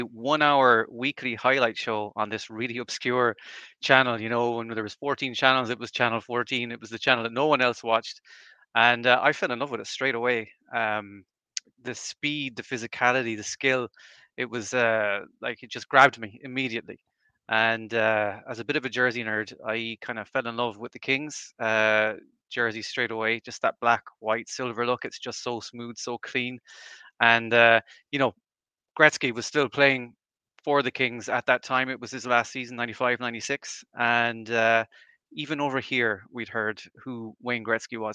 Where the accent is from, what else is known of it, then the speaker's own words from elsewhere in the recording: Galway, Connacht, Ireland; born and raised in Ireland, here in Galway